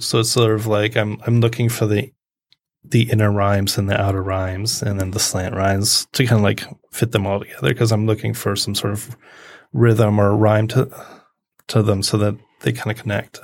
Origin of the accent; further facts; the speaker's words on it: Macomb Township, Michigan, United States; also born or lived in Columbus, Ohio; Macomb County, Macomb Township